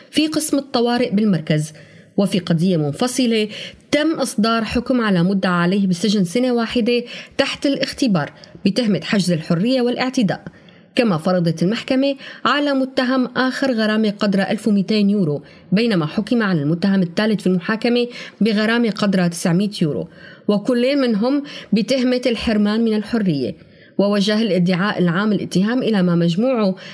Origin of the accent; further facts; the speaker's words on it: Syria; moved away; أغلبنا كسوريين لاجئين صرنا معنيين بشكل أو بآخر بمجريات الأحداث والتغييرات الاجتماعية والسياسية اللي عم بتصير بدول اللجوء